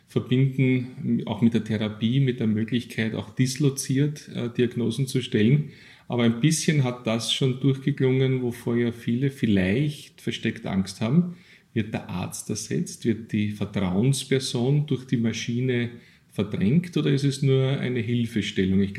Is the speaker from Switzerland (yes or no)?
no; Austria; Äh, sind wir da als Österreicher gut mit von der Partie?